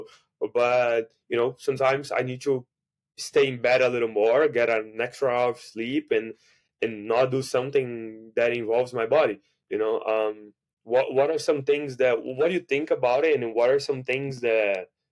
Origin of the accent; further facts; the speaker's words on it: Brazil; first language Portuguese; English is a second language; now in United States; I'm from Brazil, I speak Portuguese